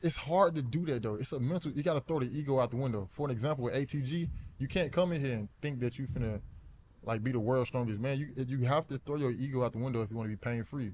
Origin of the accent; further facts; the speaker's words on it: Alabama, United States; moved away as an adult; also born or lived in Arizona; I grew up in Alabama